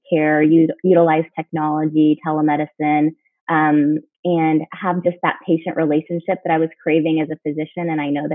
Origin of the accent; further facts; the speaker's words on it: Houston, Texas, United States; also born or lived in Chicago area (Northwestern) / New Orleans / Pittsburgh; now in San Antonio, United States; I'm from Texas for medical school, went to Baylor in my hometown, Houston, for internship